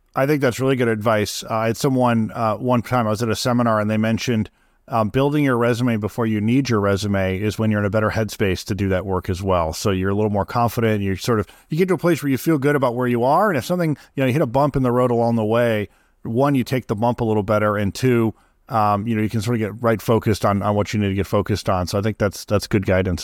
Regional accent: Midwest, United States; I grew up in the Midwest.

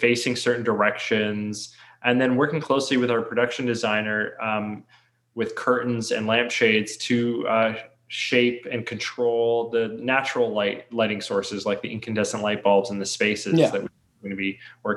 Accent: Toronto, Ontario, Canada; we're from Toronto

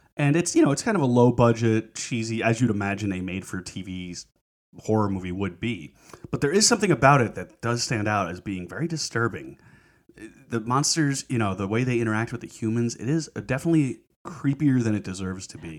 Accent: Long Island, New York, United States; moved away; I'm from Long Island originally

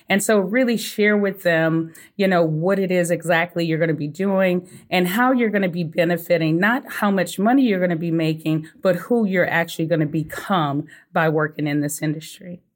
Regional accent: Sugar Land, Texas, United States; moved away as an adult; also born or lived in Colorado; I'm originally from Sugarland, Texas

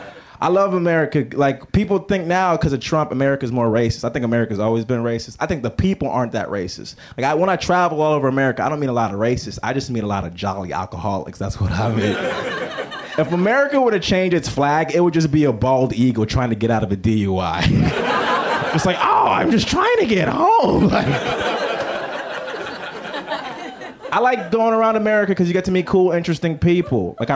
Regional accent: Lagos, Nigeria; It's like, nah, I grew up in Lagos. It's like a city.

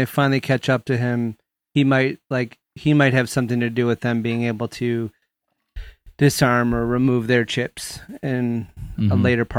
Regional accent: Detroit, Michigan, United States; Growing up in Metro Detroit

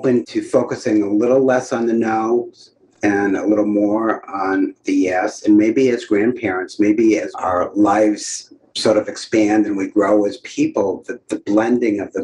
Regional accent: New Hampshire, United States; I'm from New Hampshire.

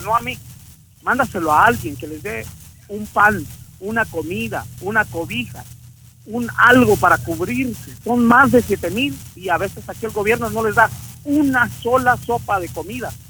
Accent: Mexico; now in United States; soy migrante, soy mexicano, soy ciudadano americano

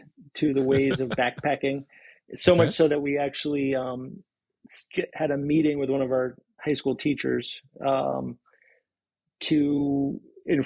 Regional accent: Boston, Massachusetts, United States; moved away as an adult; also born or lived in Maine; now in Seattle, United States; I'm from Boston

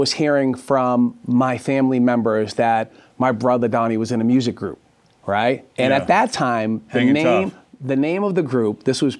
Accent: Dorchester, Massachusetts, United States; I'm from Dorchester, Massachusetts, the heart of Boston, really, a working class neighborhood, which is now kind of not so much a working class neighborhood anymore.

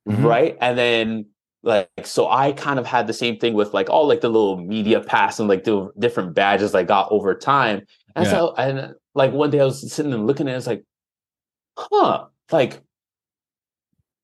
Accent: Toronto, Ontario, Canada; growing up in Jane and Finch, especially during that time, it was one of the quote unquote problem areas

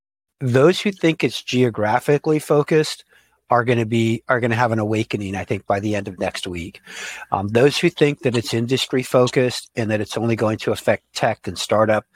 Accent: Silicon Valley, California, United States; also born or lived in Sunnyvale / San Francisco; I grew up in Silicon Valley before it was Silicon Valley.

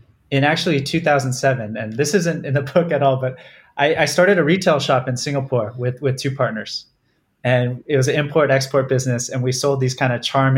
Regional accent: Southern California, United States; Southern California where I grew up

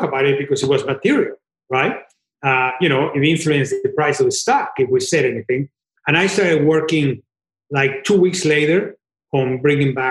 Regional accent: Mexico; moved away as an adult; I was born in Mexico and I worked in Japan and in Brazil and everywhere else.

